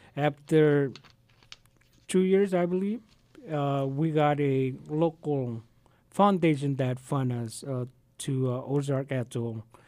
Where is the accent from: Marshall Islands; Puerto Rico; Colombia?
Marshall Islands; now in Arkansas, United States; I have land right in Namrick. I was born in Namrick.